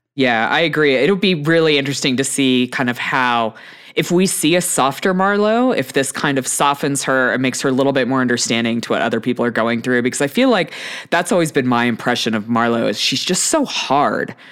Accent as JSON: {"language": "English", "town": "Houston", "region": "Texas", "country": "United States", "tie": "born or raised there", "said": "I grew up in Texas"}